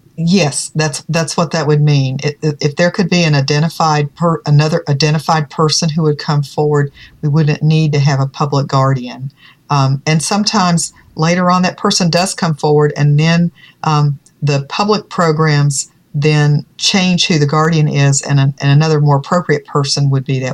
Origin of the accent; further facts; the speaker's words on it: Virginia, United States; In Virginia, that's my home state